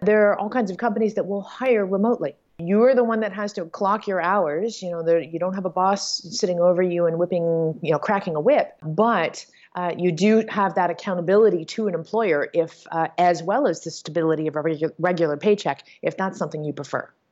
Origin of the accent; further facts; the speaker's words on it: Toronto, Ontario, Canada; moved away as an adult; my hometown of Toronto, Canada.